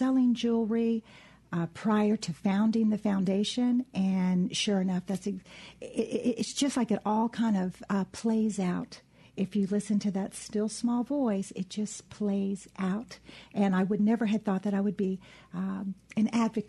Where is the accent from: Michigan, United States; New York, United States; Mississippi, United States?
Mississippi, United States; Biloxi; born or raised there; moved away as an adult; also born or lived in Starkville, Mississippi / Saint-Raphaël, France / New Orleans, Louisiana